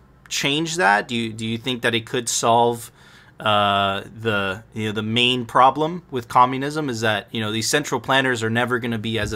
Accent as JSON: {"language": "English", "country": "Venezuela", "moved": "yes", "said": "I come from Venezuela myself, right? And I happen to be a millennial."}